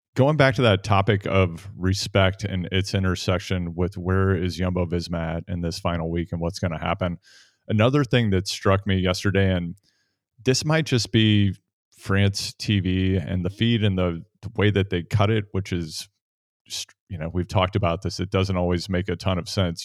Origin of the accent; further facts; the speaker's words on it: Midwest, United States; Spencer and I grew up in the Midwest